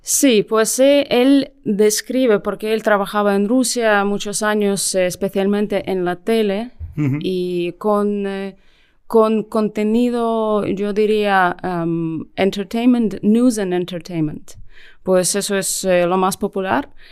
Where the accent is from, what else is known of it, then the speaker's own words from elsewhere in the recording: Ukraine; Spanish is a second language; moved away as an adult; also born or lived in London; yo trabajaba como periodista en Ucrania eh, más de 10 años y luego eh, me mudé a Londres